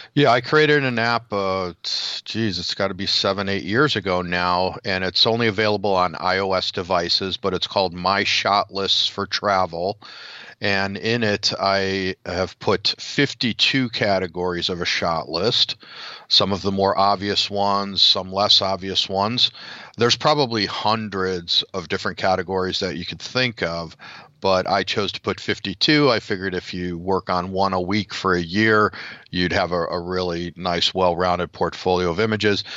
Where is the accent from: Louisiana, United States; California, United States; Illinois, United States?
Illinois, United States; Chicago; next weekend is Chicago. So we'll be in my hometown